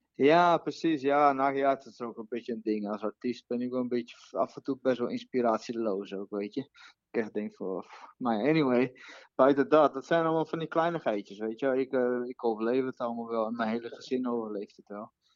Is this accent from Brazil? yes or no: yes; Brazil; Dutch is a second language; now in Netherlands; Ik ben Braziliaan